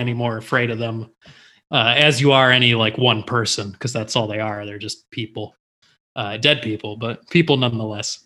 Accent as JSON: {"language": "English", "town": "Livonia", "region": "Michigan", "country": "United States", "tie": "born or raised there", "said": "where I grew up in Livonia"}